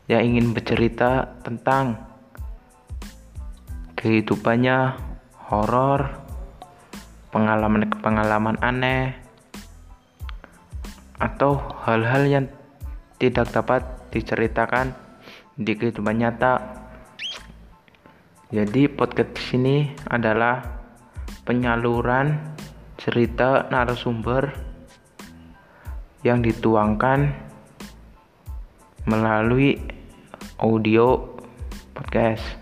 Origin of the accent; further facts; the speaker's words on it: Pemalang, Central Java, Indonesia; Saya dari Pemalang.